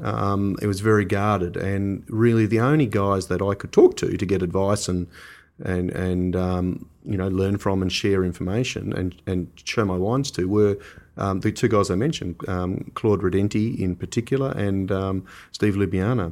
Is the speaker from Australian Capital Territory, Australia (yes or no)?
yes; Canberra, Australian Capital Territory, Australia; moved away; also born or lived in Hunter Valley, New South Wales / Tasmania; when I was a kid, I grew up in Canberra